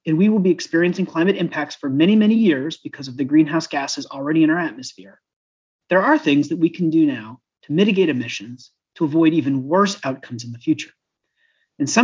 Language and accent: English; Vermont, United States; I grew up in Vermont